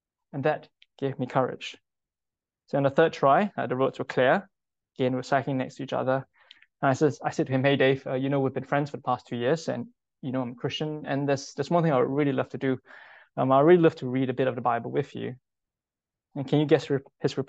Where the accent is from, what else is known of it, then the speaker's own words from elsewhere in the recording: Singapore; moved away; I'm from Singapore, and all men in Singapore need to spend 2 years in national service to fight for the country. And if there's a war in Singapore right now, I will go back